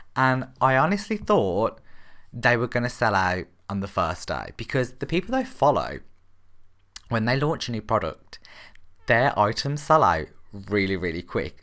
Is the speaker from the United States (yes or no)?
no; Birmingham, West Midlands, United Kingdom; I'm actually from Birmingham in the U K